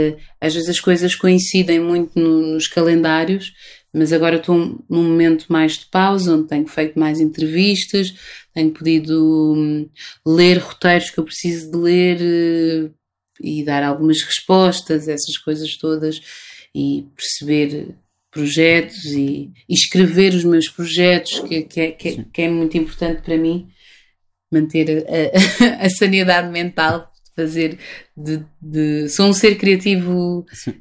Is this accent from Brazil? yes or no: no; Lisbon, Portugal; Lisboa, que é a cidade de onde eu sou, onde nasci